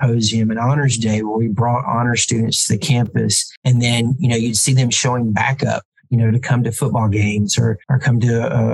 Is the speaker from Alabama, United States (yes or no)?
yes; Ensley, Alabama, United States; there's no way a guy from Inslee is ever going to be president of a college because people just from my hometown just generally didn't go into academics.